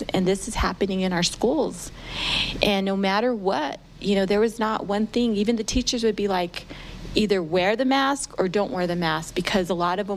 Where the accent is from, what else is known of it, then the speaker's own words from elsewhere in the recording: New Mexico, United States; I'm a Hispanic woman, you know, born and raised in New Mexico